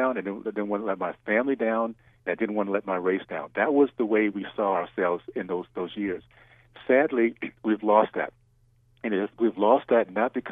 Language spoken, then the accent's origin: English; Deep South, United States; that time that I was growing up in the Deep South